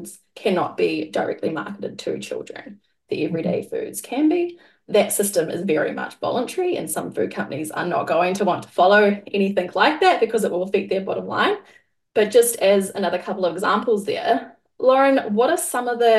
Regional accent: New Zealand; moved away; I grew up in New Zealand and I have fond memories of the school canteen

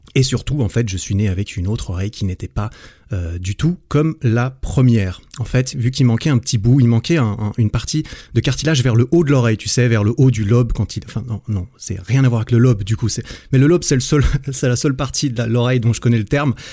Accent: Switzerland; also born or lived in Sydney; dans la région euh, suisse, là où j'ai grandi

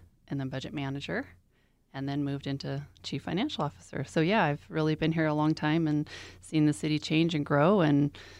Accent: Colorado Springs, Colorado, United States; I am a native of Colorado Springs.

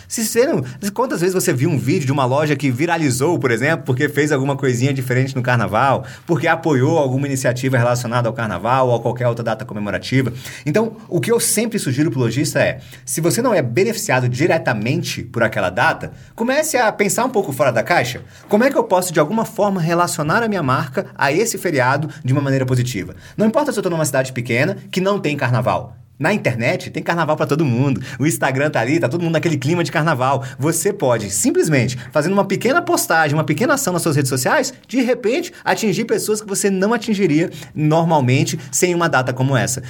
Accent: Brasília, Federal District, Brazil; Eu, como bom brasiliense, sou de Brasília

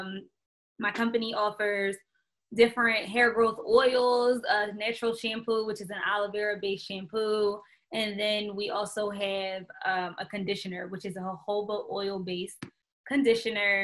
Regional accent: Philadelphia, Pennsylvania, United States; now in Atlanta, United States; I'm originally from Philadelphia

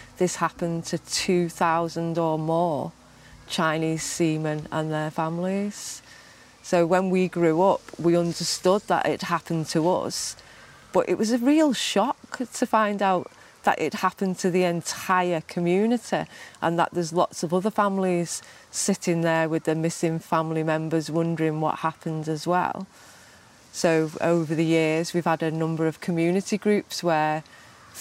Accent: United Kingdom; I've grown up in Britain in the 70s and 80s

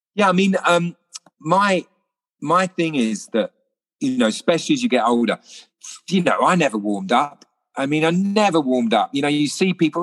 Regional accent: London, United Kingdom; I was born in Putney

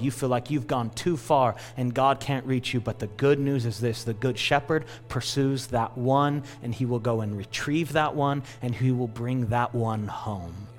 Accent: California, United States; all of us that were born and raised in California

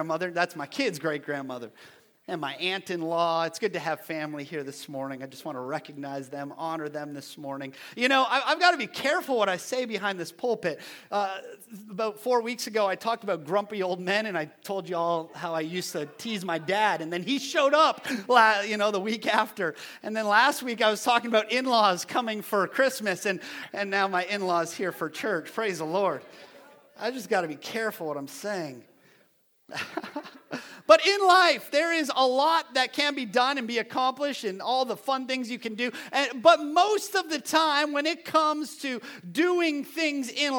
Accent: Ontario, Canada; now in United States; Growing up in Canada, I used to travel on the weekends

